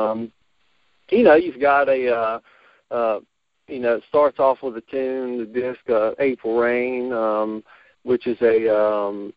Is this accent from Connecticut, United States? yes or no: no; Botetourt County, Virginia, United States; I'm originally from Botetourt County, and so Roanoke is pretty much home to me.